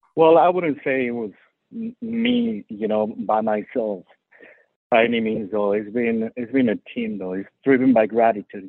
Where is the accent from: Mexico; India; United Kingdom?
Mexico; Mexico City; also born or lived in Cuernavaca, Morelos, Mexico; now in Houston, United States; the dishes that I loved as a kid growing up in Mexico City and Cuernavaca